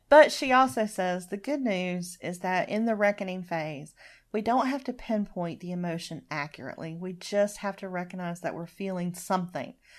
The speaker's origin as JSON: {"language": "English", "region": "Deep South", "country": "United States", "tie": "born or raised there", "said": "growing up in the Deep South"}